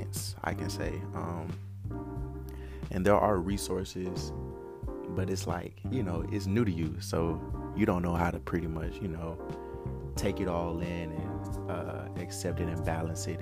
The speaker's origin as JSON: {"language": "English", "town": "Atlanta", "region": "Georgia", "country": "United States", "tie": "born or raised there", "also_born_or_lived": "Macon, Mississippi", "moved": "as an adult", "lives_now": "Mississippi, United States", "said": "I'm originally from Macon, Mississippi. However, I was groomed in the heart of Atlanta"}